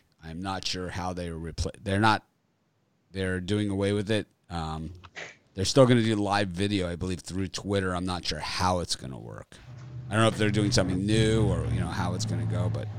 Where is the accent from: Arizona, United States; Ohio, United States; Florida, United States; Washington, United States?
Florida, United States; Miami; I grew up in Miami in the 1970s.